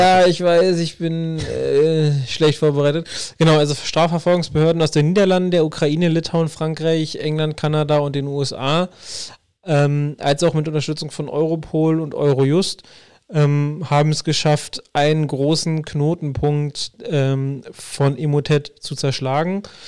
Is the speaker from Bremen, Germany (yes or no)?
no; Berlin, Germany; bin ja groß geworden in Wilmersdorf.